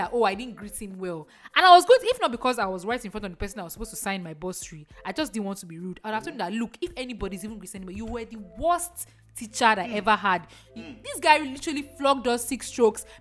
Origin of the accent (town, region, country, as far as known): Nigeria